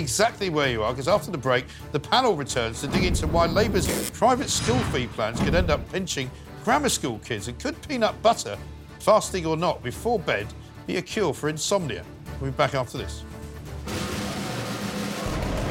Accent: London, United Kingdom; I was born in London. Yes. My parents are from Scotland.

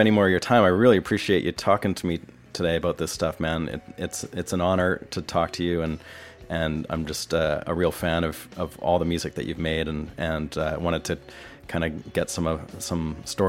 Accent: Vancouver, British Columbia, Canada; moved away as an adult; now in Nashville, United States; I'm from Vancouver

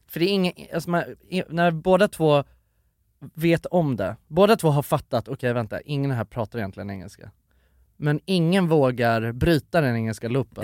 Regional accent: Sweden; så att det inte hörs att jag är svensk

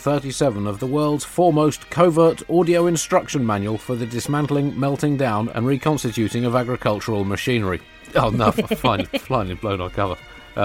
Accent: United Kingdom; I'm British

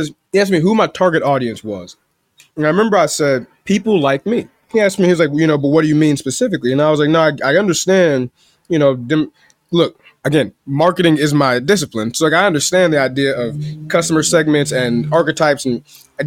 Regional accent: Chicago, Illinois, United States

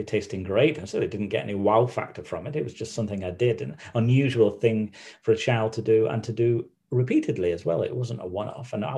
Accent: Manchester, North West England, United Kingdom; I grew up in Manchester, in a few different places. But the Manchester I remember was a place called Stretford in Manchester

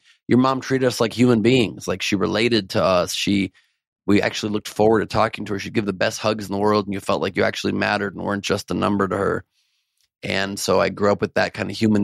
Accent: Los Angeles, California, United States; L.A., born and raised.

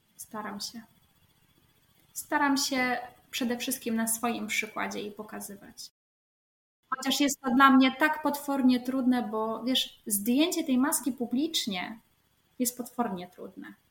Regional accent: near Gdańsk, Pomeranian Voivodeship, Poland; ja jestem spod Gdańska

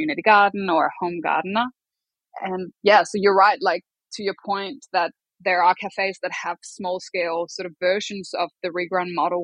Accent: Denmark; moved away as an adult; now in Melbourne, Australia; I'm from Denmark.

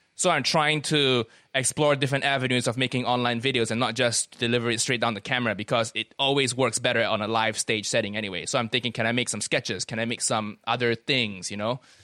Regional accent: Kuala Lumpur, Malaysia; moved away as an adult; also born or lived in United States; now in United Kingdom; I grew up in Malaysia, twenty years of my life there before I went to America for university. Then I moved over here

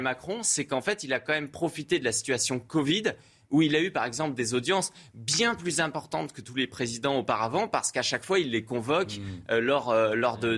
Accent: Brittany, France; je suis breton

